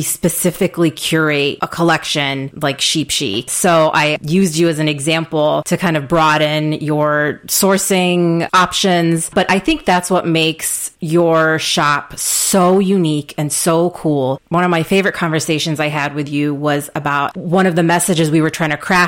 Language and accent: English; United States; brown kids growing up in the United States, children of immigrants